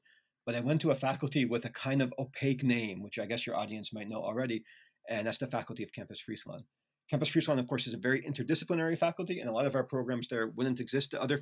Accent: United States; accent: American; moved away as an adult; now in Netherlands; I'm an American. You can tell already by my accent

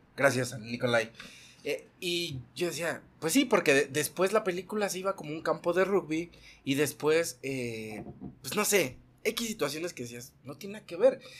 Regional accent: Mexico City, Mexico; also born or lived in Coacalco, State of Mexico; Nací en la Ciudad de México.

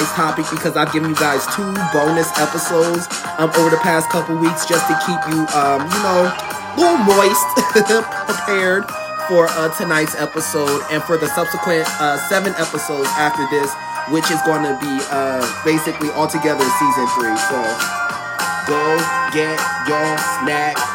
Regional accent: Northeast, United States; You would think I'm from the South, but I'm from the Northeast

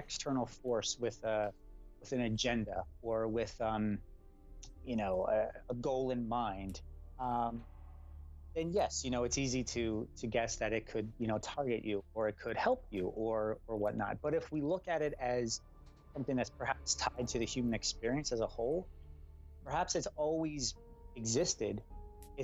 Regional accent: Philadelphia, Pennsylvania, United States; I'm from the Philly metro area, which is where I currently reside, just outside Northeast Philly in Lower Bucks County.

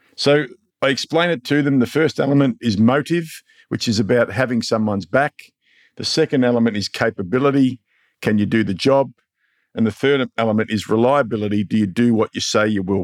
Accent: Mildura, Victoria, Australia; my hometown, Mildura

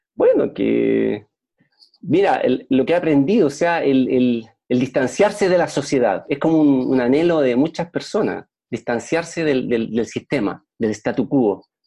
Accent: Chile; Yo soy chileno y vivo en Puerto Montt

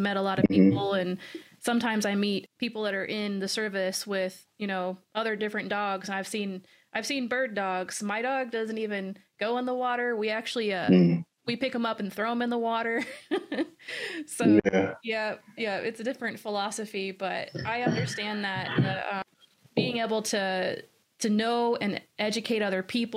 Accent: Washington, United States; The reason why I'm from Washington State is because my grandfather

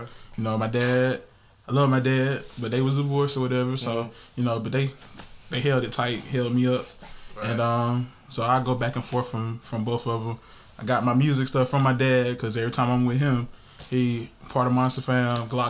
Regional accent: Columbus, Georgia, United States; I'm from Columbus, Georgia. I'm from the east side of Columbus, Georgia, Forest Road.

